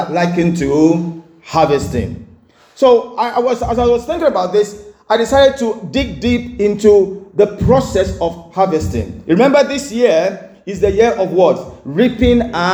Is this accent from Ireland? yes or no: no; Enugu State, Nigeria; also born or lived in Oran (hometown, possibly Orlu), Nigeria; We used to live in Enugu, and my dad, you know, was a civil engineer